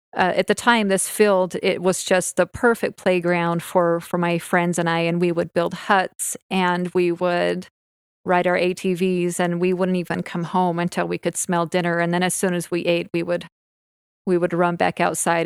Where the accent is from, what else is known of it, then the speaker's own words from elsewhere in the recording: Orem, Utah, United States; I grew up in Orem, and I grew up in the same house my entire life